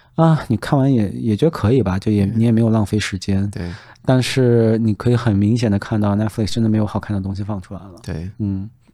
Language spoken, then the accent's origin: Chinese; China; 我们中国人可能看中文电影都会